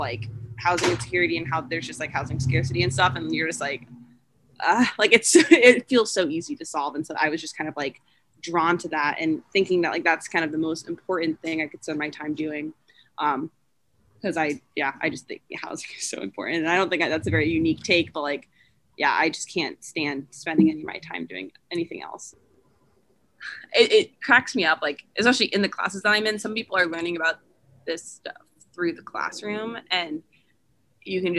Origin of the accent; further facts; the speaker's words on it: Tampa, Florida, United States; moved away as an adult; now in Ann Arbor, United States; In high school, I would routinely go to a place called Trinity Cafe, and I'm from Tampa